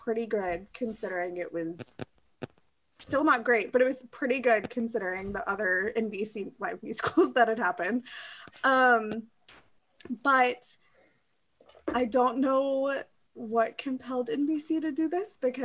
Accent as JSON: {"language": "English", "region": "Kentucky", "country": "United States", "said": "I am from Kentucky."}